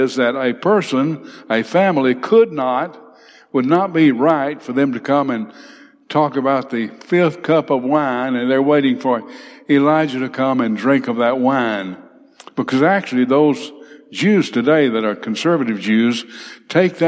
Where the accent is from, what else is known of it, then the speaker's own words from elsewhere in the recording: Big Cove, Alabama, United States; I grew up in Big Cove